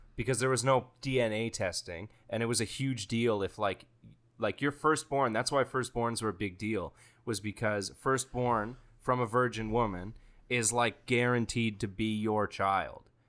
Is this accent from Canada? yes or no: yes; Canada; as a Canadian